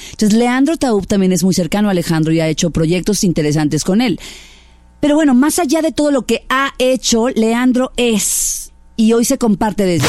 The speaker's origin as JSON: {"language": "Spanish", "country": "Mexico", "said": "mexicana también"}